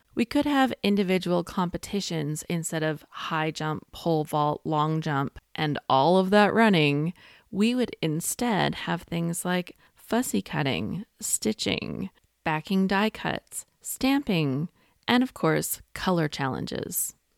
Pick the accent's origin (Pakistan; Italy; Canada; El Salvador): Canada; I'm a Canadian